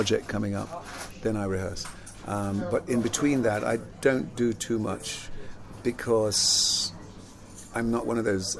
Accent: London, United Kingdom; also born or lived in Jamaica / Palmers Green; I was born in Jamaica though, but I grew up in London

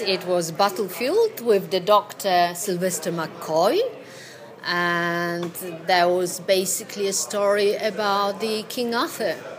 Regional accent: Poland; English is a second language; moved away; I'm Polish originally

